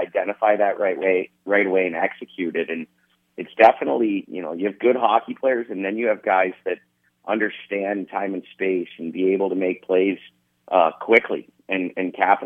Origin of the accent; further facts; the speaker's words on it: Youngstown, Ohio, United States; now in Lincoln, United States; I'm from Youngstown.